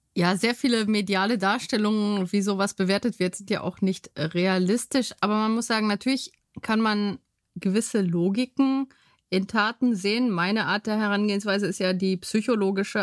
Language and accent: German; Bottrop, North Rhine-Westphalia, Germany; also born or lived in Bytom, Upper Silesia, Poland; Und wir sind dann in Bottrop gelandet